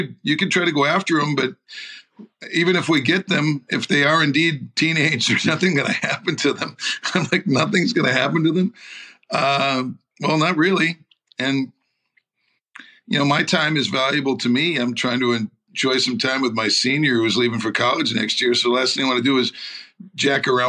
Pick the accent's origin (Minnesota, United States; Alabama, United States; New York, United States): Minnesota, United States; St. Paul; my hometown of St. Paul